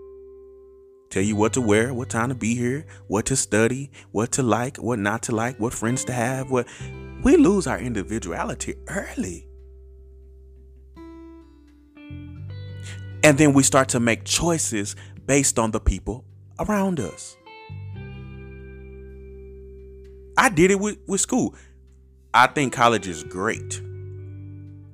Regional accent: Terrell, Texas, United States; I grew up in Terrell. I already live in Terrell

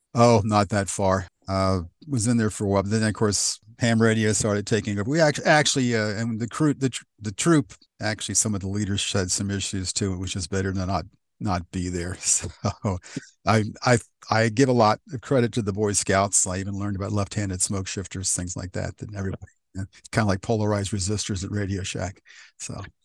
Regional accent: West Chester, Pennsylvania, United States; also born or lived in Downingtown, Pennsylvania; I was born in Westchester, uh, what was Memorial Hospital, which no longer exists.

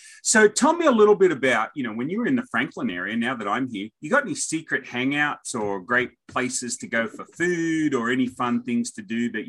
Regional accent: Australia; accent: Aussie; now in Nashville, United States; I always say that wrong as an Aussie accent

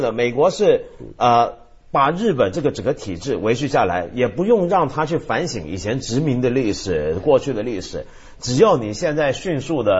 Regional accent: China; 我觉得我们中国人在谈日本军国主义的时候，常常忘记了军国主义的另一面是什么？

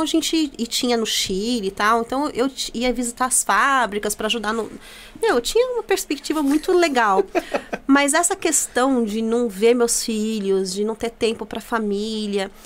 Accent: Itaquaquecetuba, São Paulo, Brazil; also born or lived in Jundiapeba, Mogi das Cruzes; now in Mogi das Cruzes, Brazil; Eu sou de Taquaquecetuba

